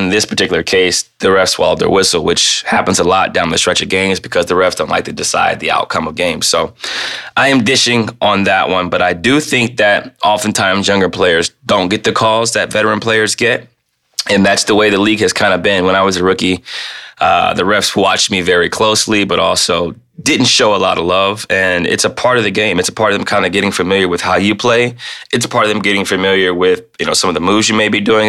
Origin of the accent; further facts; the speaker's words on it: Midwest, United States; moved away as an adult; also born or lived in Portland; to be in the Pacific Northwest after growing up in the Midwest